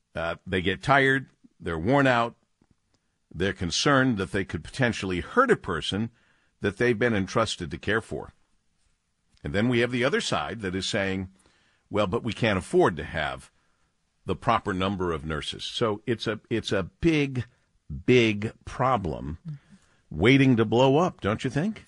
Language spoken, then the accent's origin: English; Detroit, Michigan, United States; the beloved W J R for my hometown